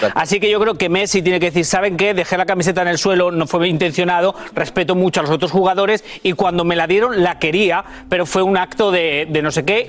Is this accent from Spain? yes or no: yes; Spain; soy español